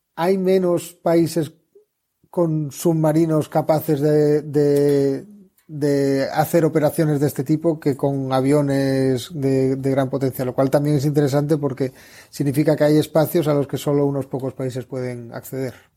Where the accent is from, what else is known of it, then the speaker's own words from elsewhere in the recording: southern Spain, Spain; yo soy del sur de España